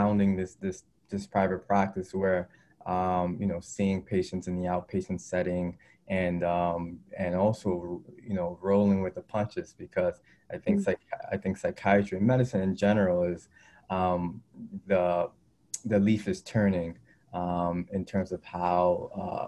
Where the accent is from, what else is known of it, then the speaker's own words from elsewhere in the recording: New York City, New York, United States; I grew up in Brooklyn, New York, inner city